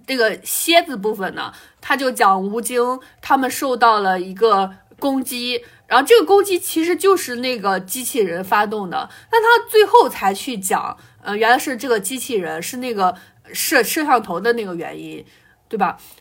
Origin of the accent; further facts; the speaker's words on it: China; 我们中国人